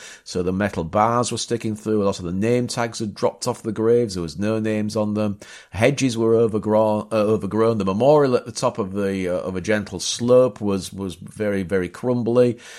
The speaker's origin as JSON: {"language": "English", "town": "Bapaume", "region": "Hauts-de-France", "country": "France", "tie": "born or raised there", "said": "It also twinned itself with Bapaume, my hometown."}